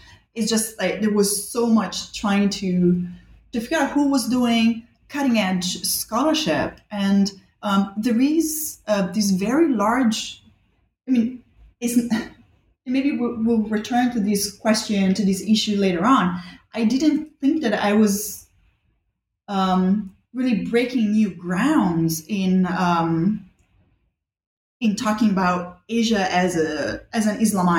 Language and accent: English; Rome, Lazio, Italy; also born or lived in Bali, Indonesia; I grew up in Rome and in Bali, actually, two places where history is everywhere all the time.